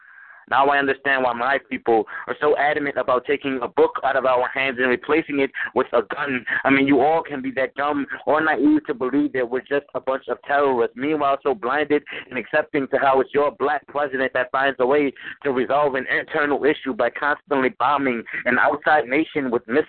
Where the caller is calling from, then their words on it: New Orleans, Louisiana, United States; I'm calling from New Orleans, Louisiana.